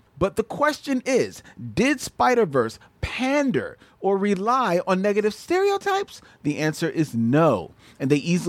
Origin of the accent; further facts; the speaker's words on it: Philadelphia, Pennsylvania, United States; now in Los Angeles, United States; First of all, I'm from Philly and moved to LA to work in the business.